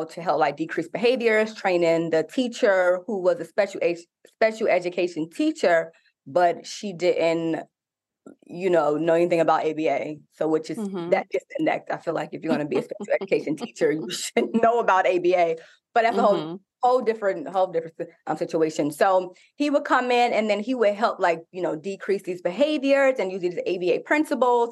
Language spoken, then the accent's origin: English; New York, United States; moved away as an adult; also born or lived in Indiana; I'm originally from New York